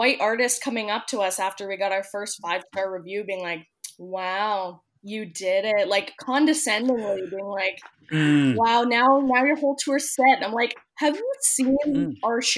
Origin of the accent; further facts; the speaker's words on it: Victoria, British Columbia, Canada; we're based on Victoria.